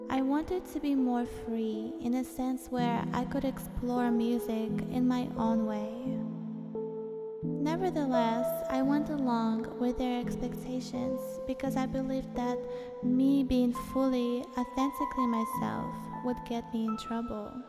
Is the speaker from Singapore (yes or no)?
no; Moscow, Russia; born there; Ever since I was born in Moscow, Russia, I was not bound to walk a regular path.